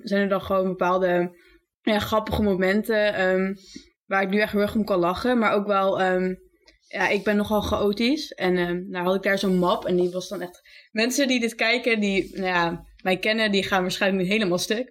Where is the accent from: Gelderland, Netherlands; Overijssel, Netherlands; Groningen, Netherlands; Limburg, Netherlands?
Overijssel, Netherlands; Zwolle; ik ben 21, ik kom uit Zwolle.